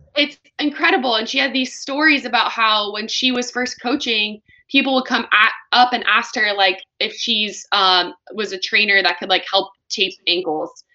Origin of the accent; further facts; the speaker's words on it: California, United States; California, my home my home state